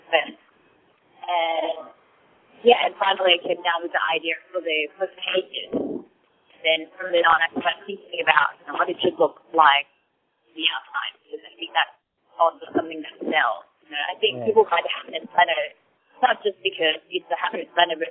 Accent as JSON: {"language": "English", "region": "Bangkok", "country": "Thailand", "tie": "born or raised there", "moved": "yes", "lives_now": "Sydney, Australia", "said": "I actually live in Sydney, but my hometown is Bangkok, so I come back here very often."}